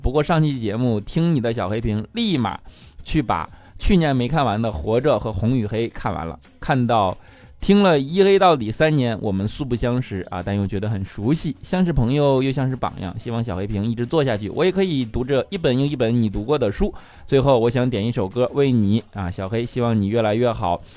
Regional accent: Northeast China, China; 我是东北人

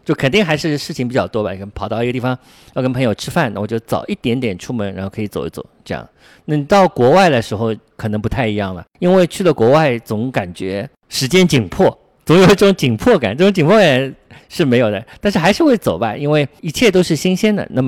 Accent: Shanghai, China; 我小时候住在瑞金二路南昌路附近

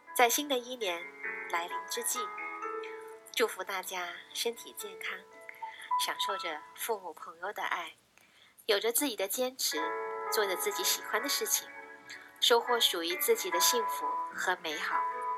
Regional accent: Guangdong, China; moved away as an adult; also born or lived in Beijing; 我身于广东，求学于北京，毕业后回到南方，一直从事人力资源工作

